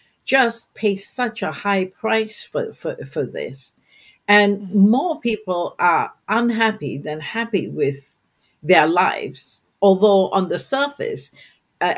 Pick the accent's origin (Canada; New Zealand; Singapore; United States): Singapore; I'm from Singapore